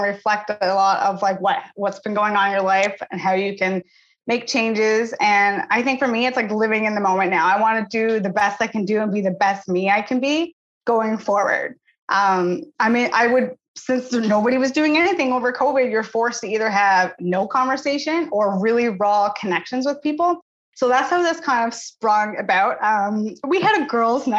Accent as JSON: {"language": "English", "town": "Channel-Port aux Basques", "region": "Newfoundland and Labrador", "country": "Canada", "moved": "yes", "lives_now": "New Brunswick, Canada", "said": "I'm from Portobas, Newfoundland, as is Gina. Currently, I'm living in New Brunswick."}